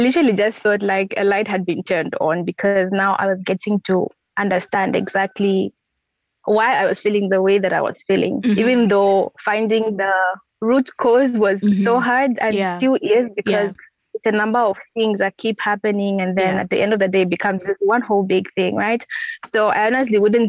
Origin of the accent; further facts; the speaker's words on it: Lusaka, Lusaka Province, Zambia; when I came back home, I started having therapy sessions. That's in Lusaka